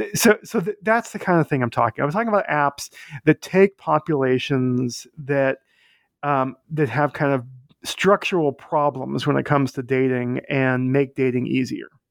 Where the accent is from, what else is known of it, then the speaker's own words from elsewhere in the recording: Boston, Massachusetts, United States; now in New York, United States; I live in New York. I grew up in Boston.